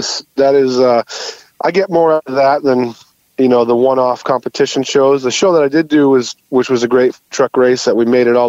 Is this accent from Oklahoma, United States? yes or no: no; New Hampshire, United States; moved away as an adult; also born or lived in North Carolina / Boston / Block Island / Cape Cod; now in Newport, United States; Originally born and raised in New Hampshire